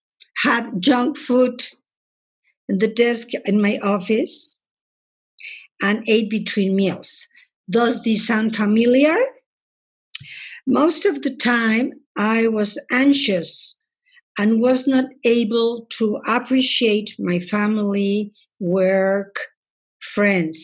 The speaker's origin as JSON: {"language": "English", "country": "Mexico", "said": "I'm from Mexico"}